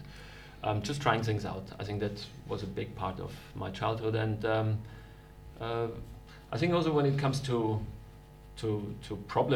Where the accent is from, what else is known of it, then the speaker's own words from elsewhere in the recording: Vienna, Austria; moved away as an adult; also born or lived in Munich, Germany; now in Germany; I'm actually from Austria. I was born and raised in Vienna in Austria.